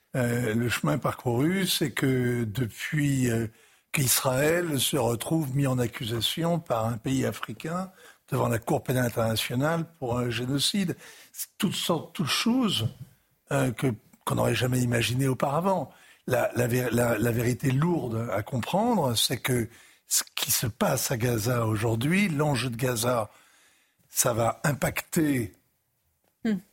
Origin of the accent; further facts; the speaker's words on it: France; en tant que Français